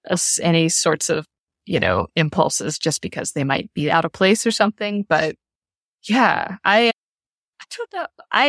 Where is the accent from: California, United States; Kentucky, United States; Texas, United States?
Kentucky, United States; Louisville; like at the final night of the tour was in my hometown, in Louisville, at a club I loved to go to when I was younger.